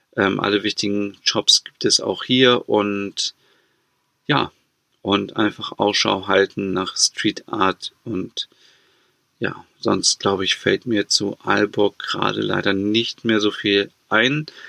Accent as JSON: {"language": "German", "country": "Germany", "said": "bei uns in Deutschland"}